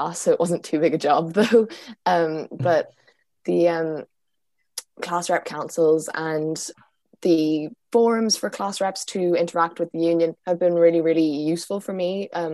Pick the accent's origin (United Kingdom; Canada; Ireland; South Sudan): Ireland; Galway, Connacht; I'm from Galway